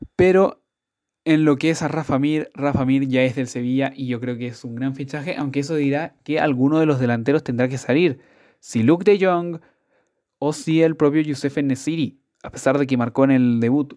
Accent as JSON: {"language": "Spanish", "country": "Chile", "said": "como buen chileno"}